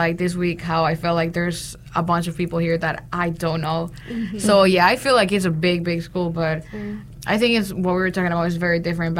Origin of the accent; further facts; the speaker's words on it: San Pedro Sula, Cortés, Honduras; English is a second language; moved away as an adult; now in North Carolina, United States; I was born and raised in San Pedro Sula, Honduras.